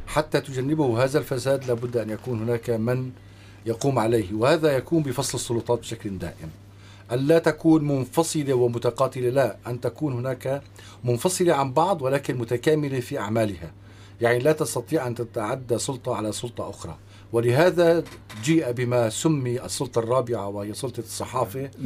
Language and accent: Arabic; Syria; نحن كسوريين